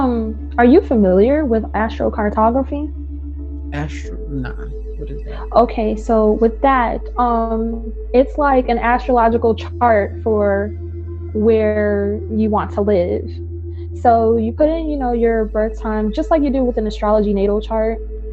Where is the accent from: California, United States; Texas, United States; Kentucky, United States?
California, United States; So going through the Bay Area. I'm from the Bay Area. So that line through there is pretty much what I see as home.